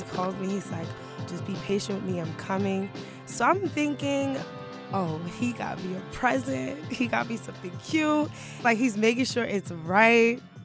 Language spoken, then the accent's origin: English; Brooklyn, New York, United States; also born or lived in Harlem; now in Queens, United States; I was born and raised in Brooklyn, but I live in Queens now.